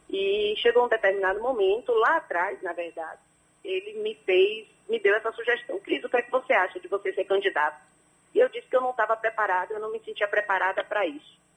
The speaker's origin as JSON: {"language": "Portuguese", "town": "Salvador", "region": "Bahia", "country": "Brazil", "tie": "born or raised there", "said": "eu nasci em Salvador"}